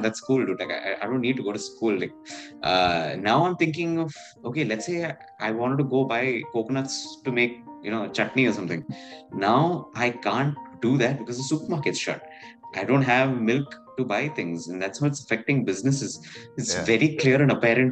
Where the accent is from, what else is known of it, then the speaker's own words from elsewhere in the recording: Chennai, Tamil Nadu, India; moved away as an adult; also born or lived in Bangalore / Bombay; I'm a Malayali, I grew up in Chennai